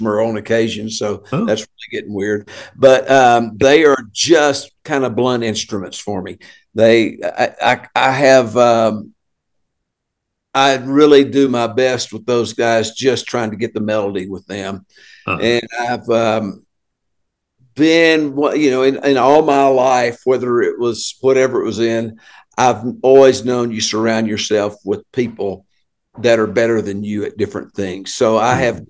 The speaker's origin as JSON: {"language": "English", "region": "Arkansas Delta", "country": "United States", "said": "I'm from the Arkansas Delta"}